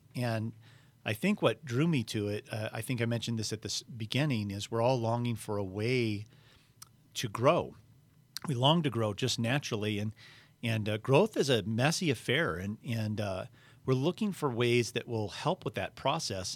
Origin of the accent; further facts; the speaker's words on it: United States; I'm an American